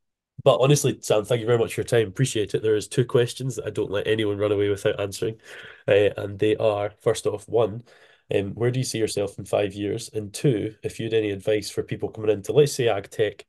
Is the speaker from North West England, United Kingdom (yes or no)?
no; Isle of Arran, Scotland, United Kingdom; I'm from the Isle of Arran, the one that's famous for whiskey and tourism, not jumpers.